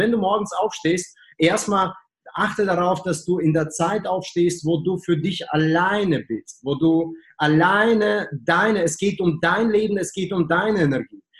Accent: Germany; Ja, ich als Deutsche mit sehr guten Russischkenntnissen verstehe dein Deutsch, okay?

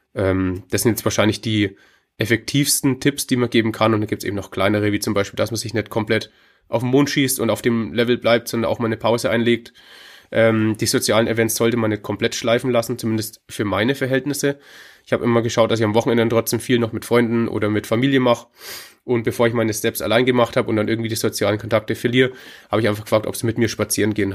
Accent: Hof, Bavaria, Germany; Ich komme aus Hof, das ist ähm, in Bayern, ganz oben im Osten, in dem mhm. Knick zu Tschechien

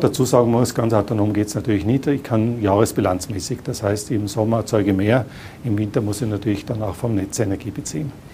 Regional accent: Tyrol, Austria; als Tiroler

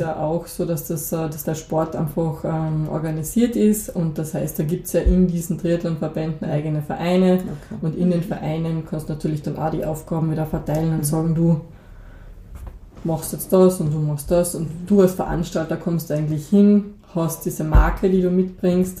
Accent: Moosburg, Carinthia, Austria; also born or lived in Klagenfurt; ich bin aufgewachsen in Moosburg, in einer kleinen Gemeinde

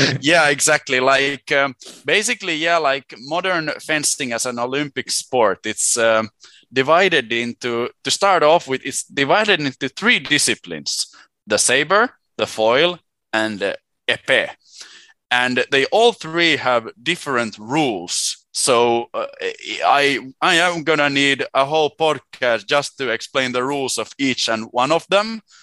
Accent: Helsinki, Uusimaa, Finland; first language Swedish and Finnish; English is a second language; moved away as an adult; also born or lived in Sweden; I was born in Helsinki in 93

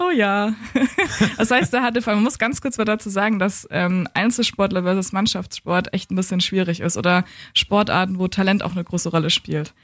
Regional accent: Coburg, Bavaria, Germany; moved away as an adult; also born or lived in Hamburg; now in Berlin, Germany; ich bin in Coburg aufgewachsen und geboren, bin dann 2012 nach Hamburg gegangen zum Studieren und 2015 nach Berlin

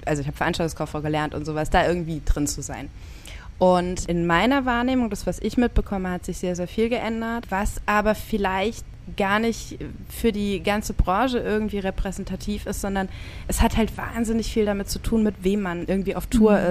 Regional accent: Rhineland-Palatinate, Germany; ich bin an der Pfalz groß geworden. Nicht direkt an der Weinstraße, aber dann doch in einem Weingebiet

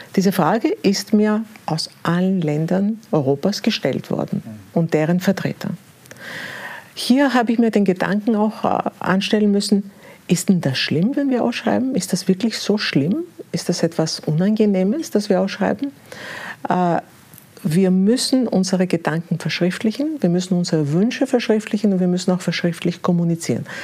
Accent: Greece; moved away; also born or lived in Austria / Berlin, Germany; ich bin gebürtige Griechin

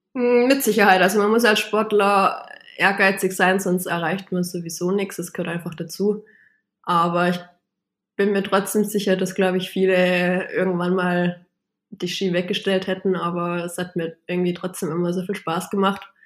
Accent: Baiersbronn, Baden-Württemberg, Germany; moved away as an adult; now in Upper Bavaria, Germany; meine Heimat in Bayersbronn zu verlassen, aber nichtsdestotrotz bin ich trotzdem noch Bayersbronnerin

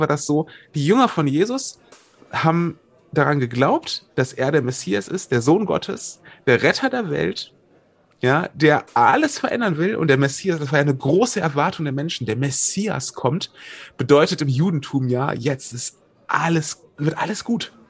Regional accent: Wuppertal, North Rhine-Westphalia, Germany; ich komme aus Wuppertal

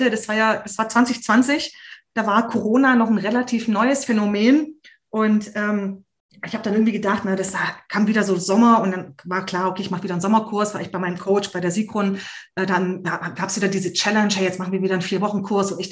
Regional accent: Hungary; Wir kommen ja aus Ungarn

